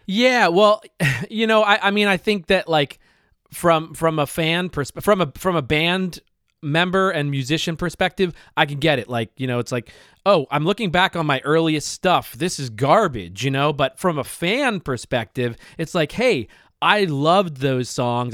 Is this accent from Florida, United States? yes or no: no; Bucks County, Pennsylvania, United States; Tall Dave and I grew up in Bucks County, Pennsylvania together